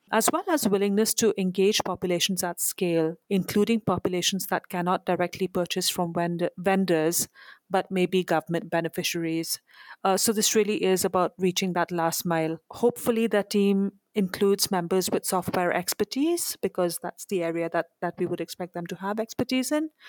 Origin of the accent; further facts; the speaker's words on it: India; moved away; I'm originally from India, next door to where I'm visiting right now